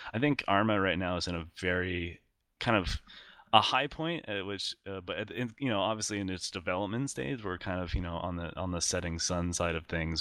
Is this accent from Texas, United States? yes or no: no; Iowa, United States; grew up in uh, Iowa, uh, the middle of the United States